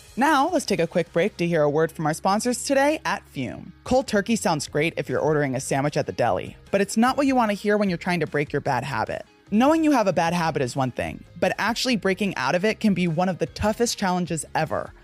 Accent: New Jersey, United States; moved away; growing up in the North

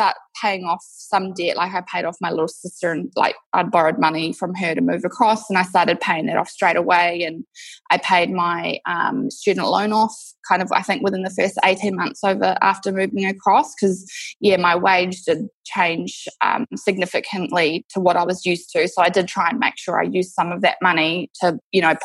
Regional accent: New Zealand; moved away as an adult; now in Perth, Australia; I'm actually from New Zealand originally. I moved to Perth, Western Australia 6 years ago

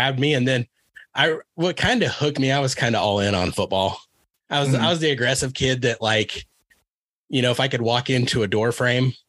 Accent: Beloit, Kansas, United States; moved away; Beloit, Kansas

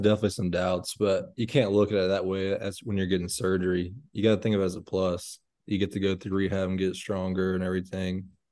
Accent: Bullard, Texas, United States; I'm from Bullard, Texas

